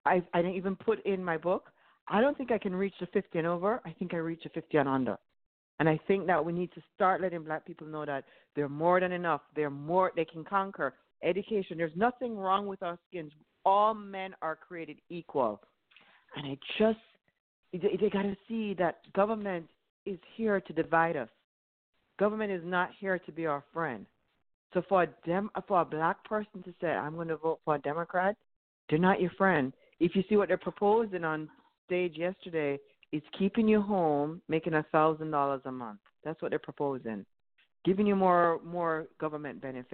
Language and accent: English; Jamaica; moved away as an adult; now in United States; I grew up in Jamaica